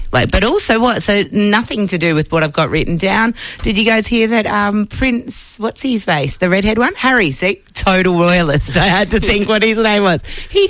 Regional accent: Perth, Western Australia, Australia; I grew up really, really, really loving the Melbourne Cup. I'm from Perth.

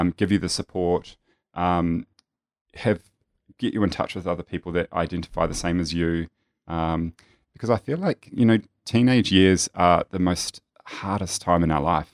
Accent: New Zealand; now in Melbourne, Australia; I grew up in a very small, um, country town in New Zealand, if you can tell that I'm a New Zealander

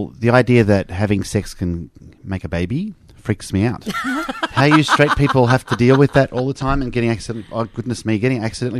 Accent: Australia; Because you're Australian by descent and we're both Australian, so he was naturalised then.

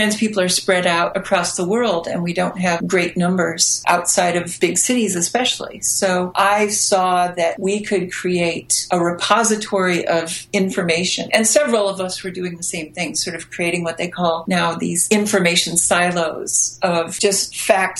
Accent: the middle of America, Midwest, United States; accent: American; also born or lived in Chicago; I am American and grew up in the middle of America

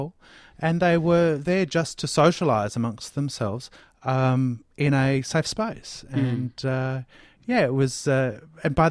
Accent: Bendigo, Victoria, Australia; now in Melbourne, Australia; still in my hometown of Bendigo

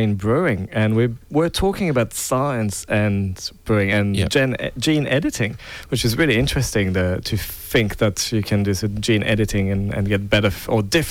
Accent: north of France, France; now in Melbourne, Australia; I grew up in France, and in the north of France, some part of it

